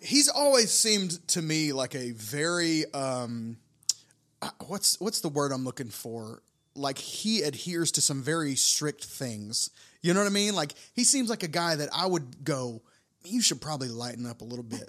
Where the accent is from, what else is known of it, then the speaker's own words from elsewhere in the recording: United States; as an American in Tokyo